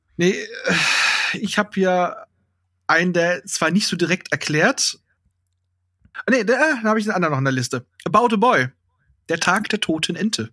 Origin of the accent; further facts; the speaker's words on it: Hanover, Lower Saxony, Germany; als Hannoveraner kann ich dir sagen